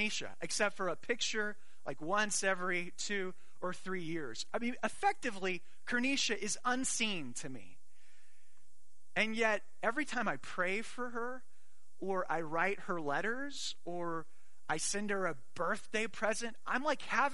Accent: Arizona, United States; I grew up in Arizona

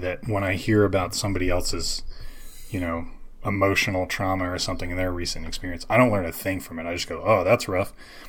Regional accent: United States; Growing up in the States, learning it in the States

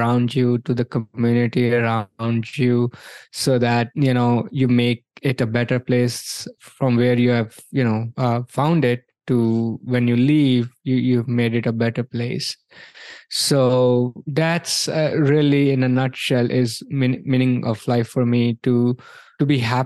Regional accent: India; moved away as an adult; also born or lived in New York, United States; now in Orlando, United States; I grew up in India, came here in 2003.

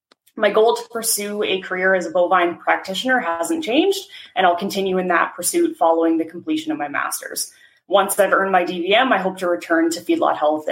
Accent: southeast of Sundre, Alberta, Canada; I'm from Alberta. I grew up southeast of Sundre, Alberta, so just kind of south central of the province. I grew up on my parents' commercial cattle farm.

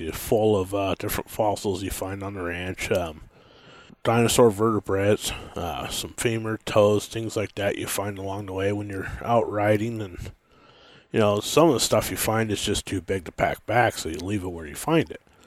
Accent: Montana, United States; also born or lived in Washington; I was born in Washington and, and then lived there for a while and had a pretty rough childhood there and, uh, left there when I was a, pretty young and moved to Montana.

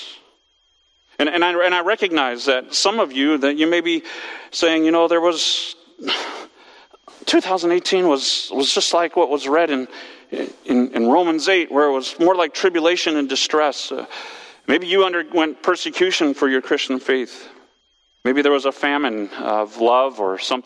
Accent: West Coast, United States; moved away as an adult; I grew up on the West Coast

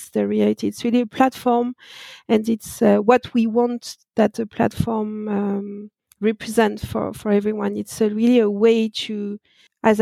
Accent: France; accent: French; English is a second language; I born and raised in France, that no doubt with my accent

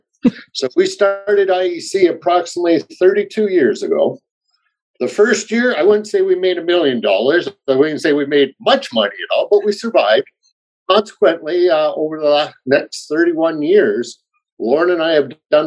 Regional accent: Kitchener, Ontario, Canada; moved away as an adult; also born or lived in Victoria, British Columbia / Cortes Island, British Columbia; originally from Kitchener, Ontario, and then I moved out west to go to the University of Victoria

